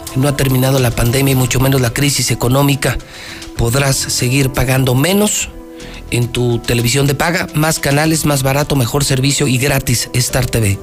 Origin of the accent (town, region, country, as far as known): Aguascalientes, Mexico